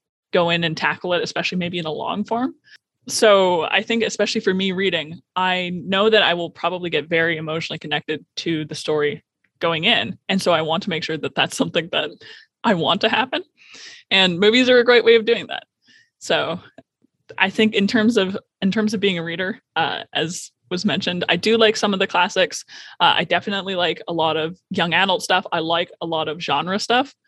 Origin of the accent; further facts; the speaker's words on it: Ontario, Canada; now in Port Moody, Canada; I'm actually from Ontario, but I have come to join the Port Moody Library